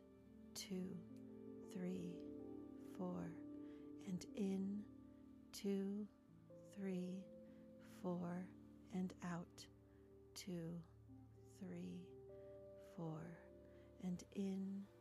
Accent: Skokie, Illinois, United States; I grew up in Skokie, so Midwest represent

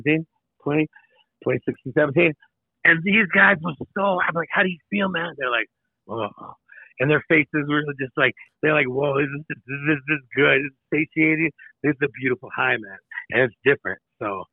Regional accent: Tracy, California, United States; moved away as an adult; also born or lived in Hawaii / Chicago / Los Angeles / New York City; now in Aspen, United States; I was born in Tracy, California. What's up, 95376? That's my, San Joaquin Valley

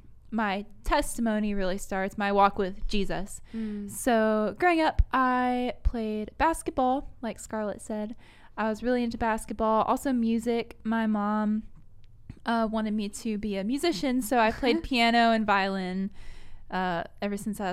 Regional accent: New York, United States; Oh, yeah. Yeah, I'm a New Yorker. Can't you tell from my accent? Can't you tell?

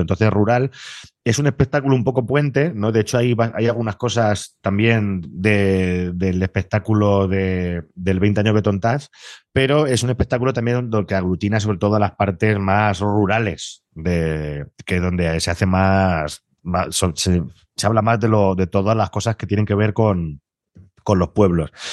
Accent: Castilla-La Mancha, Spain; la suerte que tenemos los de Castilla-La Mancha

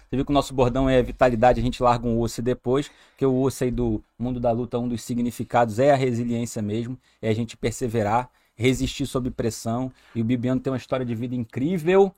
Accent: Rio de Janeiro, Brazil; moved away as an adult; now in Amazonas, Brazil; sou carioca, sou do Rio de Janeiro

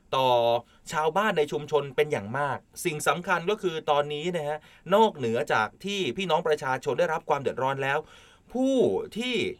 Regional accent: Trat, Thailand; คือผมเนี่ยเป็นคนตราด คุณผู้ฟังครับ เป็นคนจังหวัดตราด

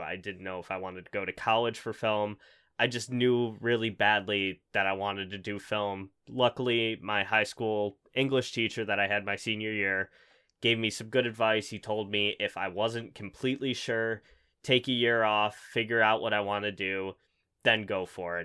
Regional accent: Buffalo, New York, United States; I'm from Buffalo. I've never left

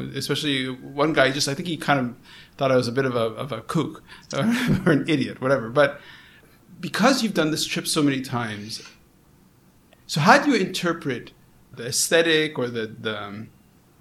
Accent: Montreal, Quebec, Canada; I grew up in Montreal. You know, really, I'm a Canadian Montrealer.

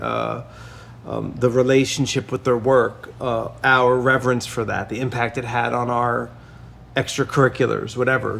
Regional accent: Lakewood, New Jersey, United States; I was very lucky to grow up there

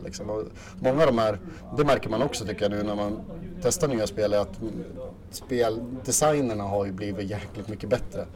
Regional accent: Östersund, Jämtland, Sweden; also born or lived in Åre; född och uppvuxen här i Östersund

